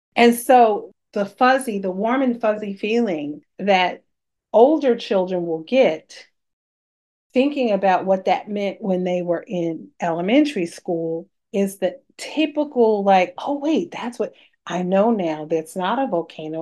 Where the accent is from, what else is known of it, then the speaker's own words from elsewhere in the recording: New York City, New York, United States; I'm a New Yorker